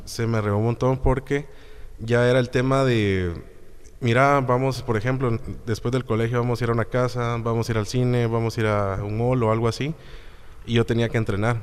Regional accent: Guatemala; soy guatemalteco

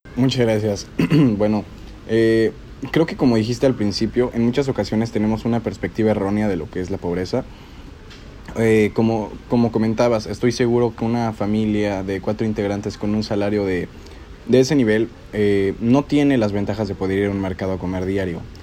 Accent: State of Mexico, Mexico; yo soy del Estado de México

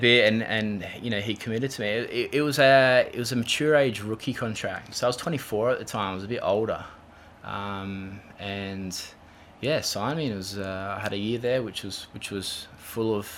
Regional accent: Adelaide, South Australia, Australia; we grew up in Golden Grove, Windvale.

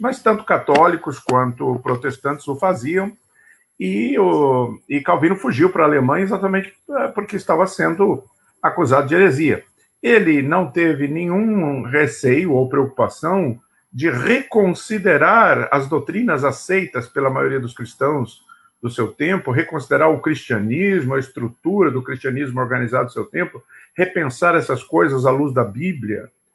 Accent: São Paulo, Brazil; nasci nessa família presbiteriana em São Paulo

